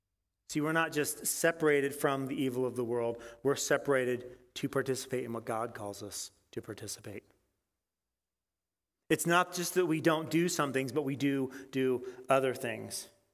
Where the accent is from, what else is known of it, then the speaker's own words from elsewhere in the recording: Nebraska, United States; Because I grew up in Western Nebraska, and I go to church every once in a while